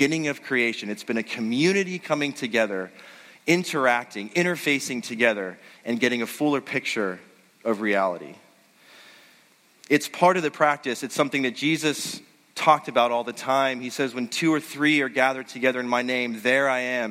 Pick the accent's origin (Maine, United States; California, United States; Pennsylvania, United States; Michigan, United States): Pennsylvania, United States; Western; I grew up in Western Pennsylvania